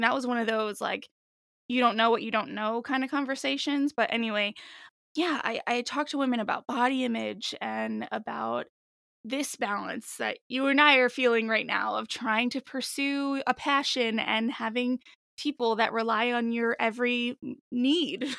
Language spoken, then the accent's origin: English; New Jersey, United States; also born or lived in Washington, D.C. / Boston; I'm born and raised here